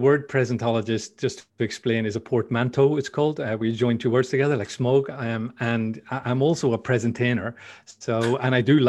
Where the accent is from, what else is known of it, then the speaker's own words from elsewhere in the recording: Belfast, Northern Ireland, United Kingdom; accent: Northern Irish; Northern Irish accent, because people couldn't understand me. So some people get confused and think I'm Canadian or something, but no, I'm pure Belfast originally. That's where I come from.